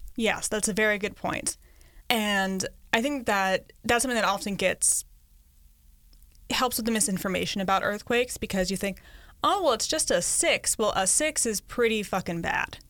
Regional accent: Connecticut, United States; moved away as an adult; also born or lived in Los Angeles; I grew up in Connecticut where we have rain, we have snowstorms

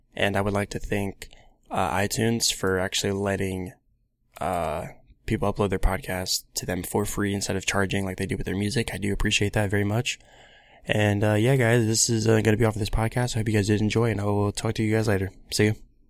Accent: Columbus, Ohio, United States; I'm from Columbus, Ohio, around that area

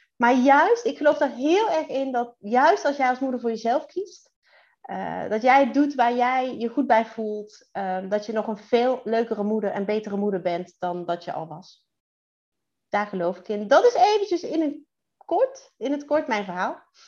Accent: Central Limburg, Netherlands; moved away as an adult; now in Drenthe, Netherlands; ik ben toch echt geboren en getogen in Midden-Limburg

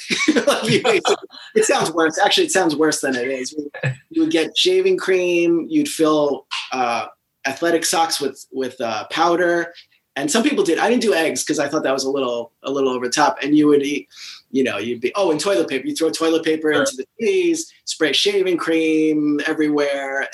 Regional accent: New Jersey, United States; also born or lived in Brooklyn, New York; only a year or two after we moved from Brooklyn to uh, New Jersey.

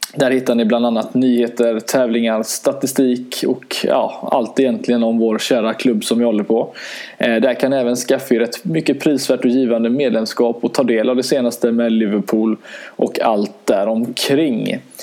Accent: Sweden; som svenskar

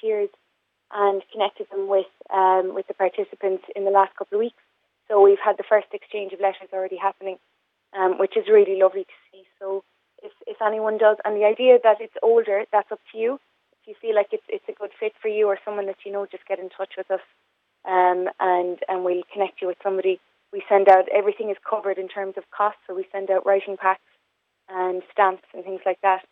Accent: Dungarvan, Munster, Ireland; now in Cork, Ireland; I'm from Dungarvan myself, and I haven't lived in Dungarvan for quite some time

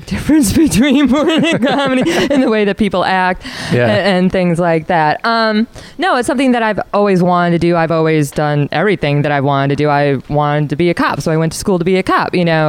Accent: Milwaukee, Wisconsin, United States; moved away as an adult; also born or lived in Los Angeles / Florida; now in New York City, United States; I ended up spending most of it in Florida. I'm from Wisconsin, so I moved out of Wisconsin for very specific reasons.

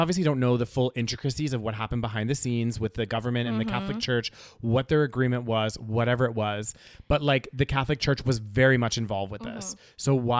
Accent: Canada; in our country, it's like a big part of being Canadian and being part of Canada

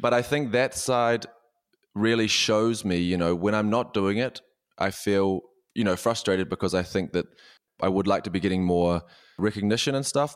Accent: New Zealand; moved away as an adult; now in Berlin, Germany; I'm a New Zealander

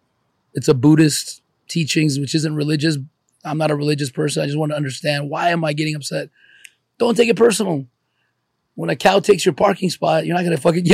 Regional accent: Los Angeles, California, United States; born or raised there; also born or lived in Ukraine / Columbus, Ohio

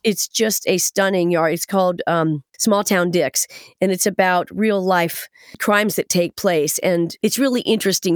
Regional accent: Kettering, Ohio, United States; moved away; a native Buckeye, just like myself

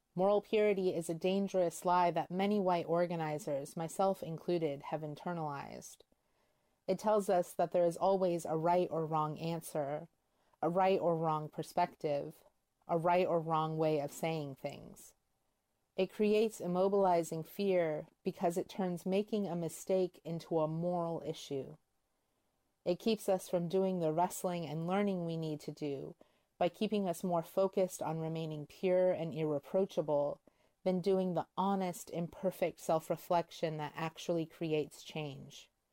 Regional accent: United States; As white American Christians

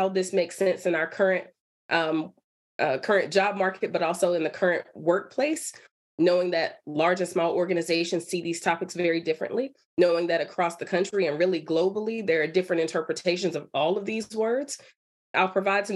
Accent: Durham, North Carolina, United States; moved away as an adult; also born or lived in Michigan; I'm from North Carolina. I'm from Durham, so I am local.

